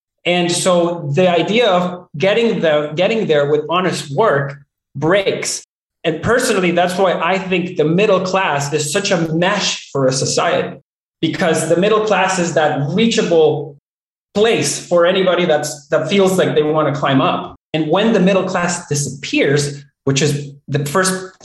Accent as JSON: {"language": "English", "country": "Venezuela", "tie": "born or raised there", "moved": "yes", "lives_now": "Canada", "said": "growing up in Venezuela"}